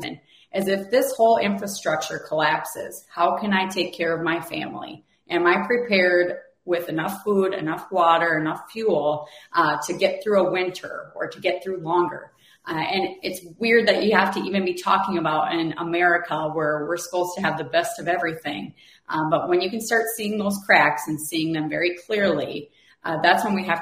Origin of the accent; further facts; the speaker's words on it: United States; we as an American people